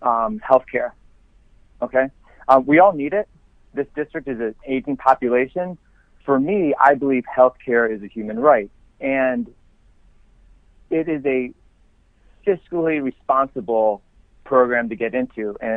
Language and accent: English; Elma, New York, United States; moved away as an adult; also born or lived in Kenmore, New York / Florida / California; born and raised in Western New York. I was born in Kenmore, grew up in Elma